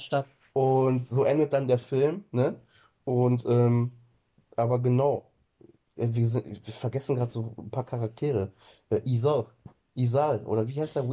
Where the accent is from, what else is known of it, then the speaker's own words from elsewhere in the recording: Germany; bei uns in Deutschland